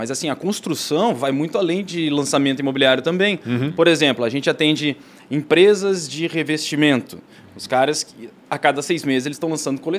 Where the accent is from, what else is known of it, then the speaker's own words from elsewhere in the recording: Blumenau, Santa Catarina, Brazil; assim, ó, eu sou de Blumenau, do Tribes, da Rua Chapecó, número 103. A minha mãe e meu pai tinham uma casa lá, e construída, assim, a demorou 10 anos para construir.